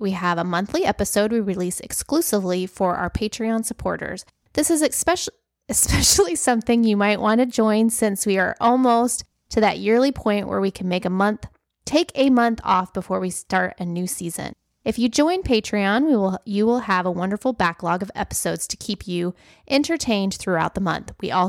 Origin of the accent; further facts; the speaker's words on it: South Dakota, United States; born there; also born or lived in South; I lived in the South for a long time. I was born in South Dakota.